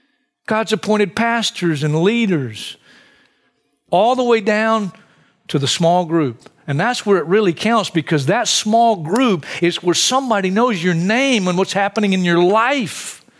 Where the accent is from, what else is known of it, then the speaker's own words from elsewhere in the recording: Hartsville, South Carolina, United States; I grew up in Hartsville, South Carolina, a great vacation spot.